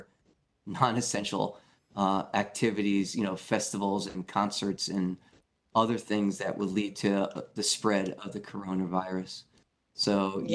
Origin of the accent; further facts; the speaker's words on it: New York City, New York, United States; I grew up in New York City as a young kid